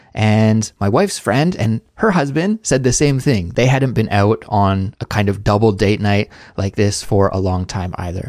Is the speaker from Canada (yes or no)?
yes; Canada; moved away as an adult; now in South Korea; as a Canadian living abroad in South Korea